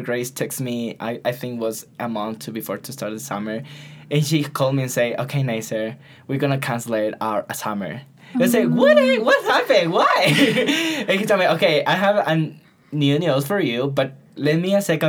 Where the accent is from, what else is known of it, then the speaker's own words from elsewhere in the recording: Puyo, Pastaza, Ecuador; I'm from Puyo